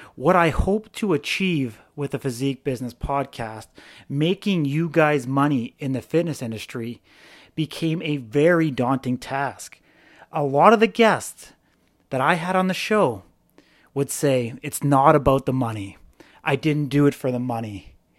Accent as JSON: {"language": "English", "region": "British Columbia", "country": "Canada", "tie": "born or raised there", "moved": "yes", "said": "back in my hometown"}